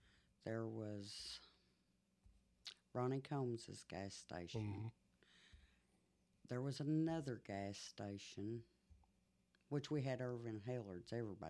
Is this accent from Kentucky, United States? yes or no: yes; Sandgap, Kentucky, United States; also born or lived in Lexington, Kentucky; I was born in Lexington, Kentucky. We lived in Lexington until I was a year old, and we moved to Sandgap.